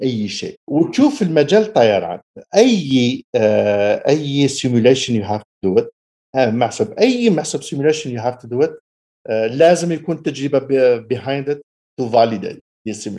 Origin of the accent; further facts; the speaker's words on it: El Harrach, Algiers Province, Algeria; moved away as an adult; also born or lived in Boufarik; now in Canada; أنا من ولد بوفاريك دونك كنا نسكنوا تقريبا بالك قريب مطار بوفاريك وكبرت ترعرعت في حراش